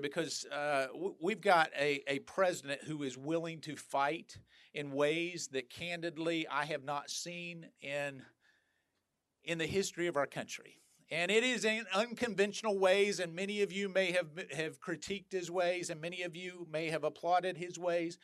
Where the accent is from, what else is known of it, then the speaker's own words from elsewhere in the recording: North Carolina, United States; I'm from North Carolina